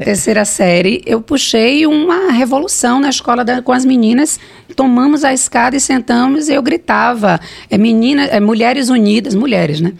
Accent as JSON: {"language": "Portuguese", "town": "Salvador", "region": "Bahia", "country": "Brazil", "tie": "born or raised there", "said": "Eu vim do Bonfim, né? Bonfim não, da Cidade Baixa, do Monte Serra, é, fui criada por dois professores"}